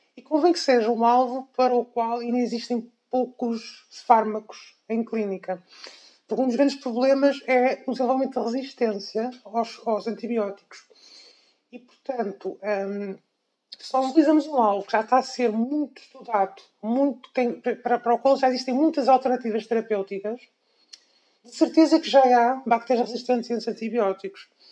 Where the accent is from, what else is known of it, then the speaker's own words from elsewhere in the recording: Coimbra, Centro, Portugal; eu nasci em Coimbra, uhum. portanto, tudo, toda a minha educação foi feita uh, aqui em Coimbra, desde o ensino